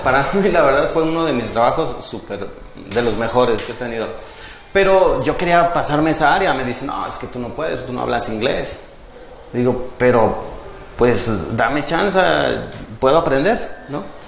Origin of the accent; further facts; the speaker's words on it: Tepic, Nayarit, Mexico; also born or lived in Puerto Vallarta; now in Jalpa, Mexico; yo nací en, en Tepic, Nayarit.